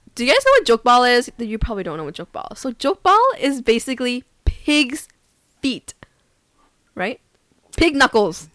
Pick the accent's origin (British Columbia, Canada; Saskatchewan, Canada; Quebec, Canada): British Columbia, Canada; Vancouver; moved away as an adult; now in South Korea; I'm Canadian, proud to be Canadian from Vancouver, British Columbia